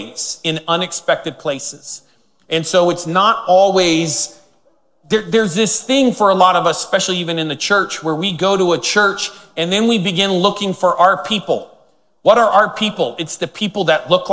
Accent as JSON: {"language": "English", "region": "Northern California", "country": "United States", "tie": "born or raised there", "said": "I was born in Northern California, lived there my whole life"}